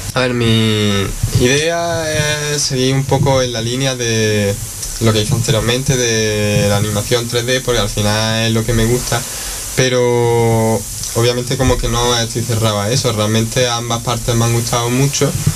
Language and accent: Spanish; Granada, Andalusia, Spain; yo soy de aquí de Granada, vivo en el Cerrillo de Maracena